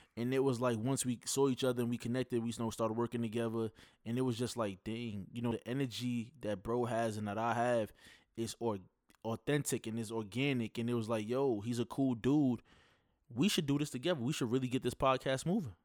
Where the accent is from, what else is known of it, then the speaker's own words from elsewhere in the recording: New York, United States; I'm from New York.